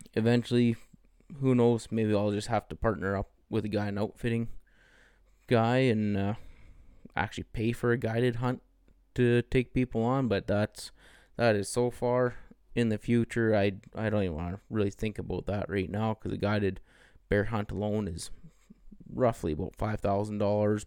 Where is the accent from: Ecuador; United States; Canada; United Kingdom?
Canada; I grew up in the Peace region